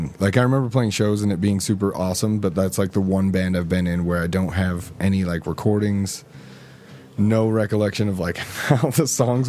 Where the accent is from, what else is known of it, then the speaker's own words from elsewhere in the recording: Sandy, Utah, United States; Because we're from Sandy, so apparently we're the rich kids, you know.